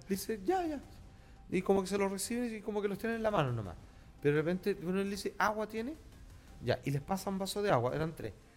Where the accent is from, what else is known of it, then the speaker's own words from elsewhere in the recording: Chile; somos latinos, somos una minoría. O sea, somos chilenos